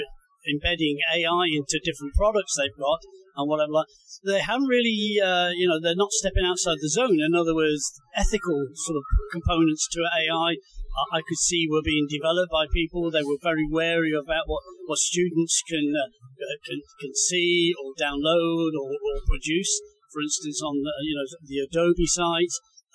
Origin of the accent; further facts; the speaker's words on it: Indonesia; We're from Indonesia, but, as far as New Zealand, Australia, the Philippines, Vietnam as well.